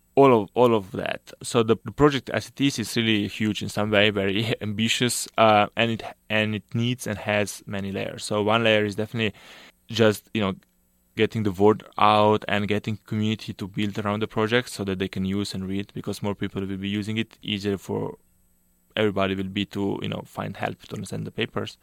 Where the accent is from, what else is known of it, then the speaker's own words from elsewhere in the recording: Slovenia; moved away as an adult; I did my undergrad, uh, back home in Slovenia. So I'm from Slovenia